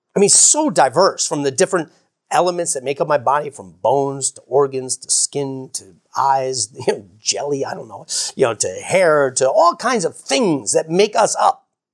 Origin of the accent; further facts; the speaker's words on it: United States; I grew up in America